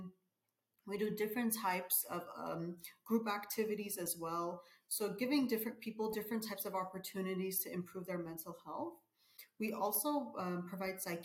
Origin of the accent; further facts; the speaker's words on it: Glendale, California, United States; also born or lived in Abovyan, Armenia; I was born in Abovyan, Armenia, but I was raised in Glendale. I was a baby when we moved to America, so I was raised over there.